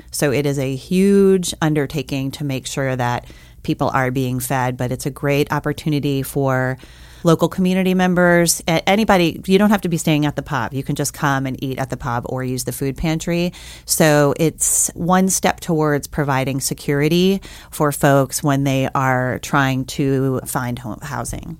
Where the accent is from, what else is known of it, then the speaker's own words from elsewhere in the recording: New Orleans, Louisiana, United States; now in Missoula, United States; I grew up in New Orleans, Louisiana